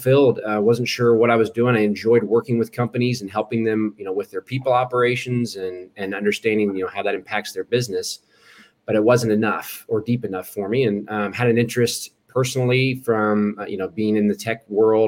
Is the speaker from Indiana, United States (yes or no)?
yes; Eastern Hancock County, Indiana, United States; I grew up in Eastern Hancock County. We lived in that area for most of my life